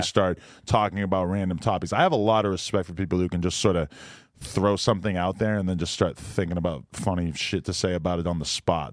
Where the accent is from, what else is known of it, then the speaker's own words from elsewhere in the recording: Nashua, New Hampshire, United States; also born or lived in New York / California; now in Los Angeles, United States; my hometown of Nashua, New Hampshire